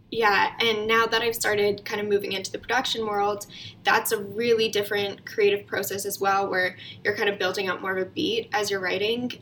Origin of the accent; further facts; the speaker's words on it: Calgary, Alberta, Canada; moved away as an adult; also born or lived in Toronto; I was born and raised in Calgary, um, and before the pandemic, I was living in Toronto as well.